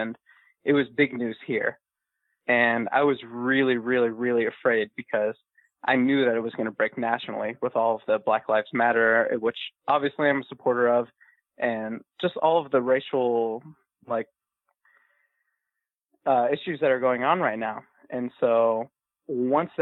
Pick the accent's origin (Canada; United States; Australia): United States; Washington; moved away as an adult; now in Columbus, United States; We're both from Washington State, but we're both living here in Columbus, Ohio now.